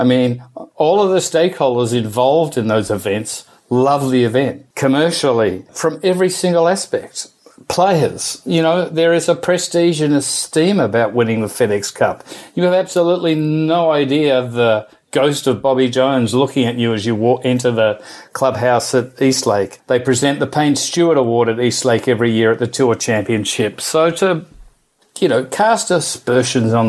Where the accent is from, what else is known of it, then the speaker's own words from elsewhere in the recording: Australia; now in United States; being an Aussie stuck in the US with a 92-year-old mum at home